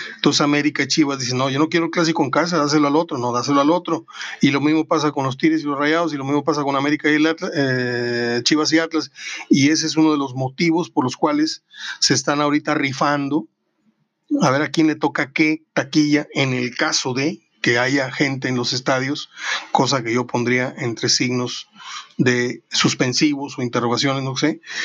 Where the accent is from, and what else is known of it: Mexico